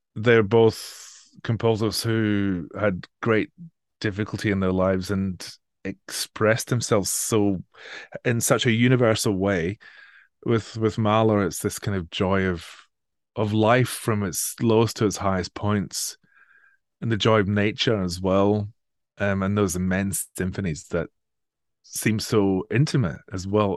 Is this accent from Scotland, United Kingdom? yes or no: yes; Edinburgh area, Scotland, United Kingdom; moved away as an adult; also born or lived in Manchester; now in Sydney, Australia; I'm from the Edinburgh area originally.